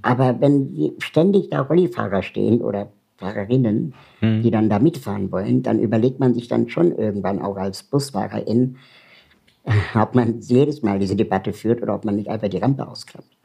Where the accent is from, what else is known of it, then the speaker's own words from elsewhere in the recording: Berlin, Germany; ich komme aus Berlin